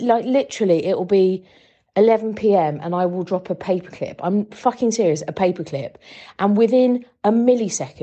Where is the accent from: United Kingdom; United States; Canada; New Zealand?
United Kingdom; now in Russia; about to move back to the UK after, well, 10 years here, 20 years outside the UK